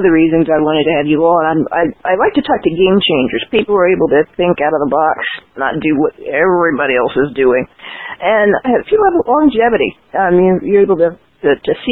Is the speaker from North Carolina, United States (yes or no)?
no; New Jersey, United States; I'm from Jersey